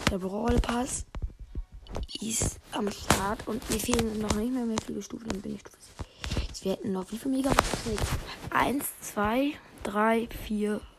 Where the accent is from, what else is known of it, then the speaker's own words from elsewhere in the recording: Lower Saxony, Germany; Ich komme aus Deutschland. Ich kann auch Niedersachsen sagen, Bundesland Niedersachsen.